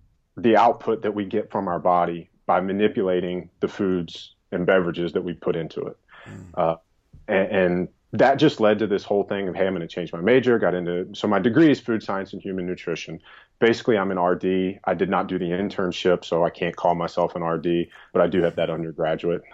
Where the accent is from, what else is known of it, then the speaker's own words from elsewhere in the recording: the South, United States; moved away; also born or lived in New York; I grew up in the South